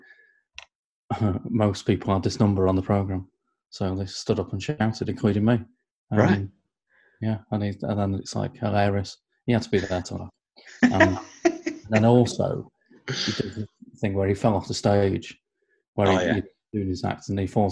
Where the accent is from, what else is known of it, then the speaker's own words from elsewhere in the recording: Crewe, North West England, United Kingdom; moved away; I'm from Crewe originally